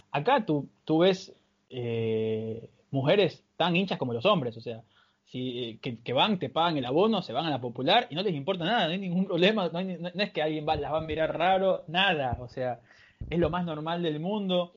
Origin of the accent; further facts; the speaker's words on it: Bahía de Caráquez, Manabí, Ecuador; soy de Bahía de Caracas, una pequeña ciudad ubicada en Manabí, en la costa ecuatoriana